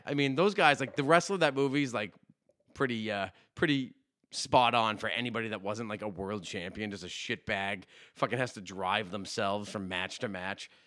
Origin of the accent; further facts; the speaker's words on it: Saugus, Massachusetts, United States; growing up in Saugus